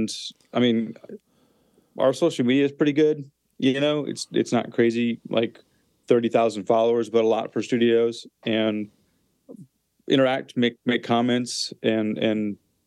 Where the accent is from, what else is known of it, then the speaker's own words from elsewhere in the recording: Clear Lake, Wisconsin, United States; also born or lived in Minneapolis; now in Nashville, United States; I'm from Clear Lake, Wisconsin, which is a small town of about 1,000 people.